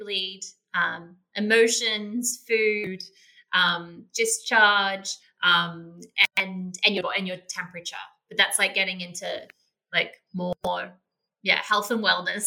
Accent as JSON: {"language": "English", "country": "Australia", "moved": "yes", "lives_now": "Bali, Indonesia", "said": "I'm a beach girl, I'm Australian girl"}